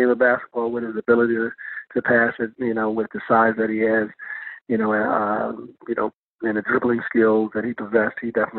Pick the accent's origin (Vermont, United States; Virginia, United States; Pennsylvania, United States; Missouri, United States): Virginia, United States; Falls Church; I was very fortunate to grow up in the Washington, D.C. area, Falls Church, Virginia in particular.